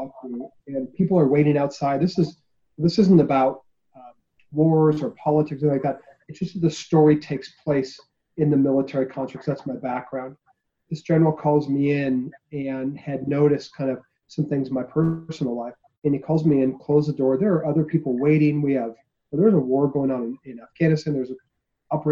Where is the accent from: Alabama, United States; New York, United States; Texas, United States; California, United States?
California, United States; Orange County; moved away as an adult; I'm from Orange County, California. I joined out of high school